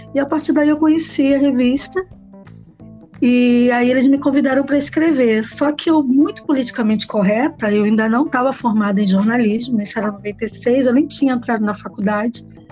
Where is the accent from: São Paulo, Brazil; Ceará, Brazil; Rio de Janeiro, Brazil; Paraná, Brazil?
Rio de Janeiro, Brazil; Nova Iguaçu; eu sou de Nova Iguaçu, na Baixada Fluminense